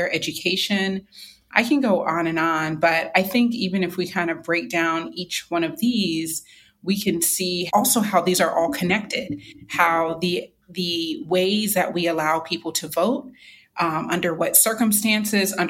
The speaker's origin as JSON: {"language": "English", "region": "North Carolina", "country": "United States", "said": "my home state, North Carolina"}